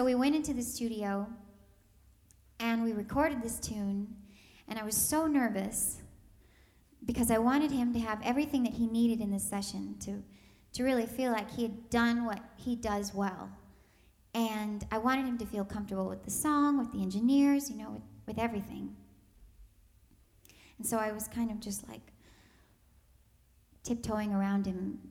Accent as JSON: {"language": "English", "region": "Texas", "country": "United States", "said": "I'm from Texas"}